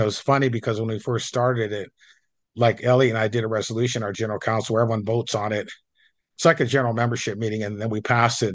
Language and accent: English; Coeur d'Alene, Idaho, United States; I grew up in Coeur d'Alene